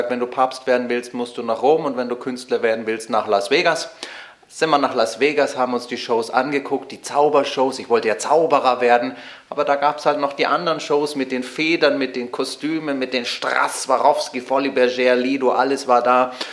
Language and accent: German; Munich, Bavaria, Germany; born there; Also ich bin ein waschechtes Münchner Kindl, geboren am 8. Januar.